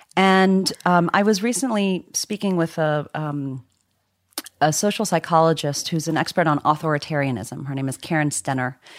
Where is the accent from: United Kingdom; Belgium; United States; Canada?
United States; Virginia; born or raised there; also born or lived in Zimbabwe